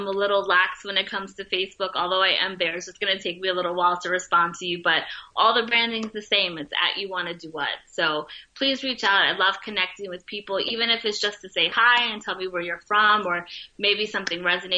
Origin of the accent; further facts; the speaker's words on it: Bronx, New York, United States; But I would not trade anything growing up in the Bronx. Like, I absolutely loved it.